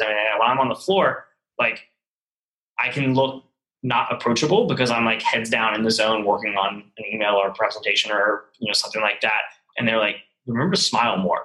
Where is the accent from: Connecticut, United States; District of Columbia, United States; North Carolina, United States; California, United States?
North Carolina, United States; Charlotte; moved away as an adult; also born or lived in New York; now in Chattanooga, United States; I was from Charlotte